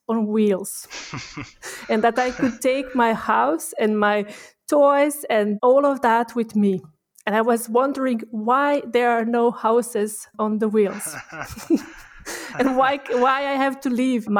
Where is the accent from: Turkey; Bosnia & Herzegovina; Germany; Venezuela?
Bosnia & Herzegovina; moved away as an adult; also born or lived in Sarajevo; now in Austria; my husband and I, we grew up in, both of us, we grew up in Bosnia and Herzegovina.